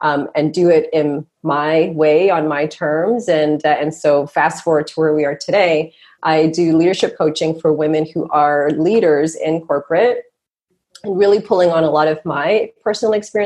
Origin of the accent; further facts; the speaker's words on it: Toronto, Ontario, Canada; also born or lived in Montreal; I'm a Canadian girl, born and raised here in Canada, born in Montreal, grew up in Toronto